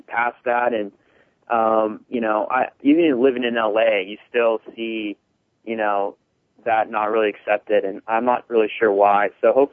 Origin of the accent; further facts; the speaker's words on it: Northern California, United States; also born or lived in Hollywood; now in Los Angeles, United States; I'm from Northern California originally, and I've been in Hollywood for about 3 years.